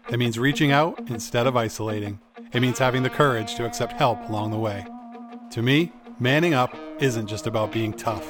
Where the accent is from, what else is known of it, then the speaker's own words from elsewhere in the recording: Maine, United States; us Mainers